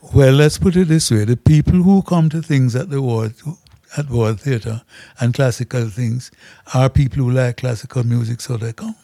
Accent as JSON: {"language": "English", "country": "Jamaica", "said": "as a Jamaican"}